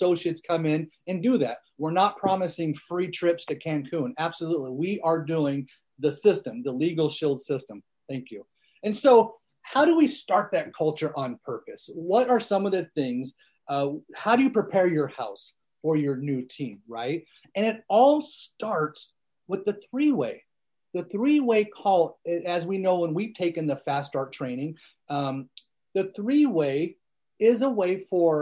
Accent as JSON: {"language": "English", "region": "Northern California", "country": "United States", "tie": "born or raised there", "first_language": "American Sign Language", "second_language": "English", "said": "I grew up in Northern California on a 1,000-acre farm"}